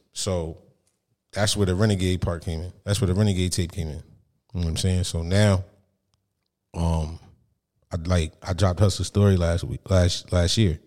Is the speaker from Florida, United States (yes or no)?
no; Monmouth County, New Jersey, United States; I'm from Monmouth County